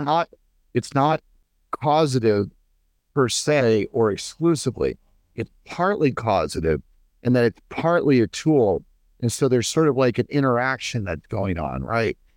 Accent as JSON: {"language": "English", "country": "United States", "said": "as an American"}